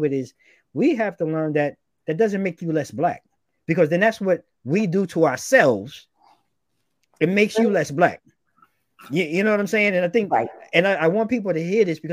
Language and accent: English; New York, United States; the commonality of being in New York, growing up in New York